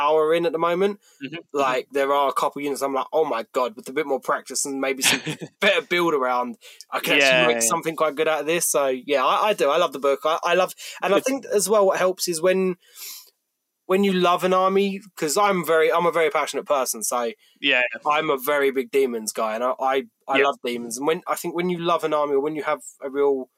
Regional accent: Kent, South East England, United Kingdom; I'm from Kent

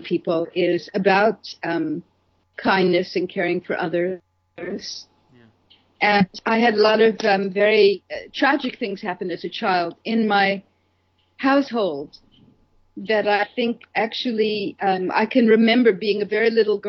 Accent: New York City, New York, United States; I grew up in Brooklyn, New York

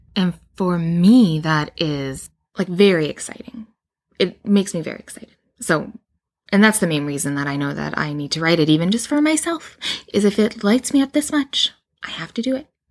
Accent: Canada; I live in Canada, and I do, and I am Canadian

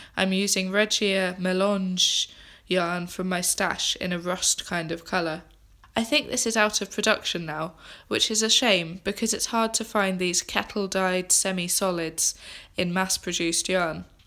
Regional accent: England, United Kingdom; moved away as an adult; now in Scotland, United Kingdom; I'm an English girl who has recently moved to Scotland

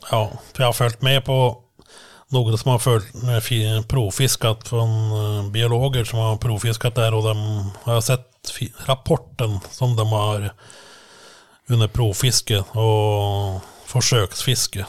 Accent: Langhus, Akershus, Norway; now in Ski, Norway; ja, egentligen från Langhus, eh, en, några kilometer från Sigrud som jag bor nu. Mm. Så jag har stannat lokalt

